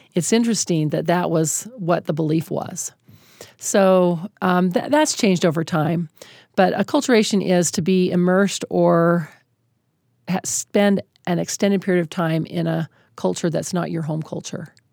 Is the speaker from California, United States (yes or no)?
no; Utah, United States; I'm a white woman, born and raised in Utah